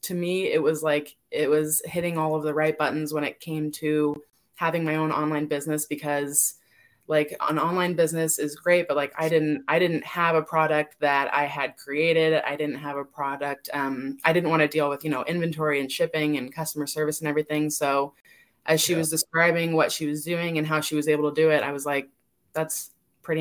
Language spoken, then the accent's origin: English; California, United States; now in Las Vegas, United States; I'm originally from California, but I'm in Las Vegas.